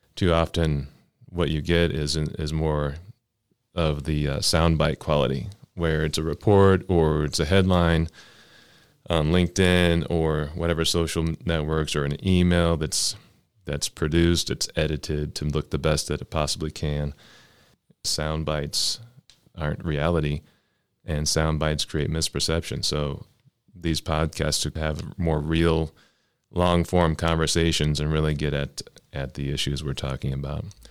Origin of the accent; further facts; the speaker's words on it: Oklahoma City, Oklahoma, United States; now in Cleveland, United States; I'm from Oklahoma City. Uh, my family is in Oklahoma City